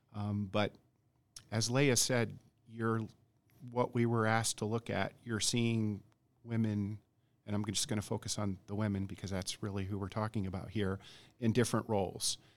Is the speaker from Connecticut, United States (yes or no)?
no; Montana, United States; also born or lived in Germany / Middle East; now in Bloomington, Indiana, United States; I'm originally from Montana